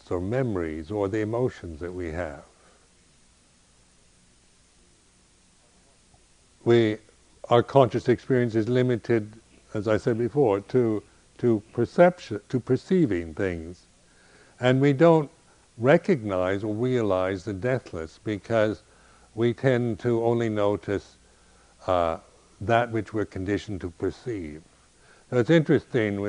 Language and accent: English; United States; as an American